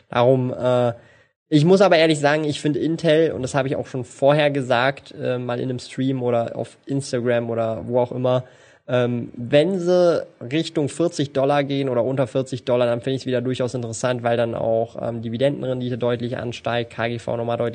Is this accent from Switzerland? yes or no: yes; Switzerland; Ja, natürlich kann ich Schweizerdeutsch. Bin ja Schweizer, meine Güte.